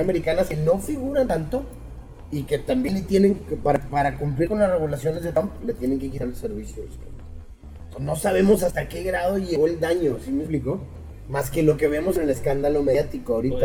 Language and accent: Spanish; Mexico